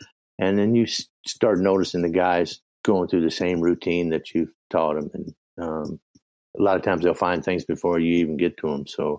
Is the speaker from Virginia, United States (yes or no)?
yes; Virginia, United States; I switched from sweet feed, which I grew up with in Virginia